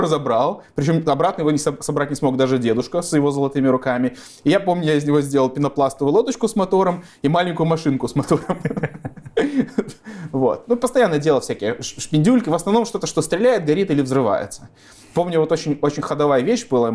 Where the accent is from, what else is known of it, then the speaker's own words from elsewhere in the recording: Gomel, Gomel Region, Belarus; moved away as an adult; Родился в Гомеле, жил в Гомеле. Э, уехал из Гомеля уже, когда в ВУЗ поступил.